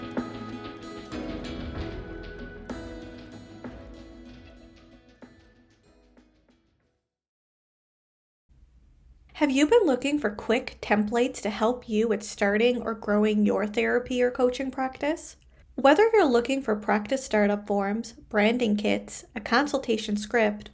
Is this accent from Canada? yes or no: yes; Canada